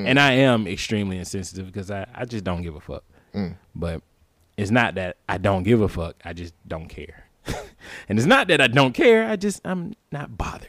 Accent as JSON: {"language": "English", "region": "the South", "country": "United States", "said": "we're both black, we're from the South"}